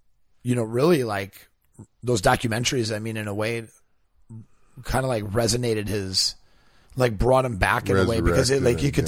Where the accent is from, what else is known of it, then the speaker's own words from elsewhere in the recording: Wisconsin, United States; because I'm from Wisconsin, his family was from Wisconsin.